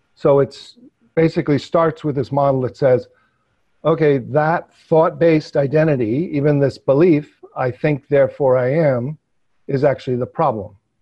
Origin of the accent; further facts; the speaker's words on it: New York metropolitan area, United States; I grew up, you know, in New York metropolitan area